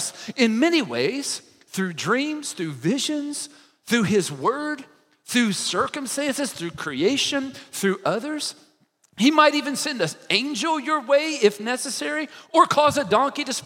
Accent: Kentucky, United States; I'm from Kentucky

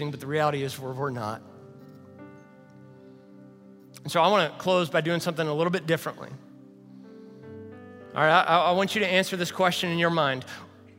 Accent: Louisville, Kentucky, United States; moved away; Jamie is a friend that Savannah and I grew up with over in Louisville, Kentucky

